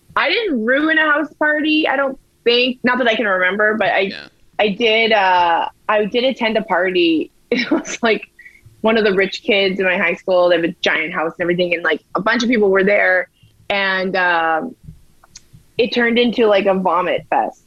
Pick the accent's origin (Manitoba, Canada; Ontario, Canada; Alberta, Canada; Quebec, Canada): Alberta, Canada; Edmonton; I'm a, am a fan of my hometown, so I don't mind living here